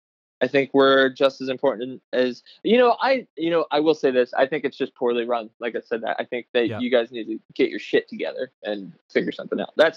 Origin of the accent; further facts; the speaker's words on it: Philadelphia, Pennsylvania, United States; I'm from Philadelphia.